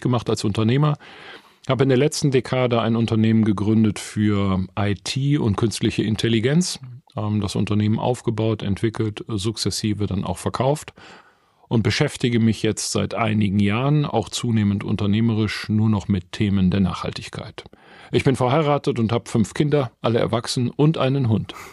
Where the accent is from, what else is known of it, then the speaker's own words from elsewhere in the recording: Essen, North Rhine-Westphalia, Germany; Ich bin 1968 im Essen und Norden geboren, tatsächlich in einem Bergarbeitermilieu